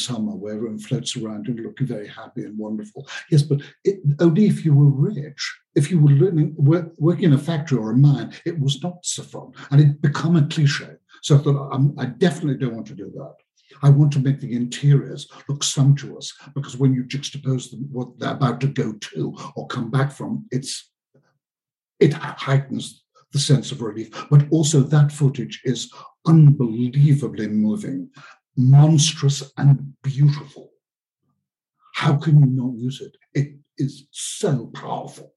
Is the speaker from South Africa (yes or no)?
no; Liverpool, North West England, United Kingdom; When I was a child growing up in Liverpool in the mid-50s